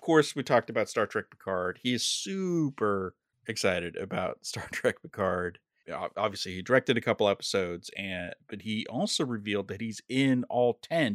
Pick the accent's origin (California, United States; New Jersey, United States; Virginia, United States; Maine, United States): California, United States; Los Angeles; my hometown